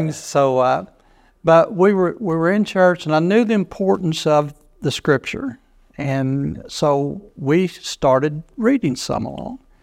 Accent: United States; also born or lived in Chicago, Illinois, United States; I was born in Chicago, Illinois, just right outside Chicago, and moved down here when I was just a small child. Don't even remember being up there, so you can't call me a Yankee

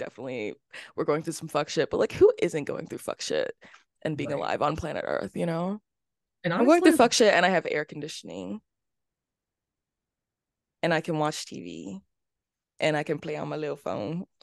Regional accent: Florida, United States; I was born in Florida.

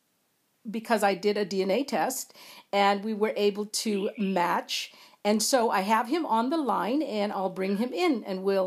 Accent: Central and then Northern California, United States; I was pretty much from Central and then Northern California

